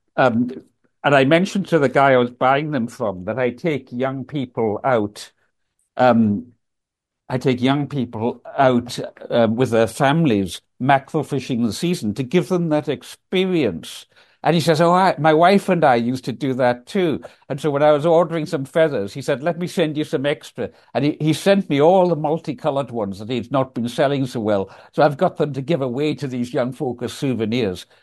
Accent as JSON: {"language": "English", "area": "Isle of Lewis", "region": "Scotland", "country": "United Kingdom", "tie": "born or raised there", "also_born_or_lived": "Aberdeen", "moved": "as an adult", "said": "I was raised in the Isle of Lewis"}